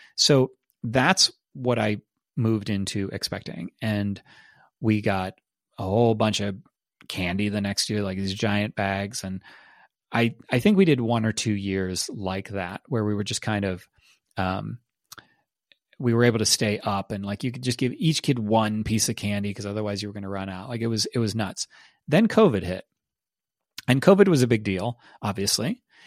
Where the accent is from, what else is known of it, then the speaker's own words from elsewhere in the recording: Ohio, United States; also born or lived in Austin, Texas; now in Texas, United States; The main place that I grew up in Ohio